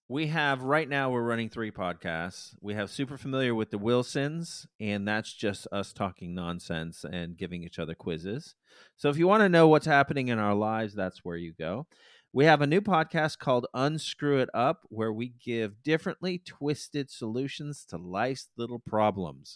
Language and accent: English; United States; I'm American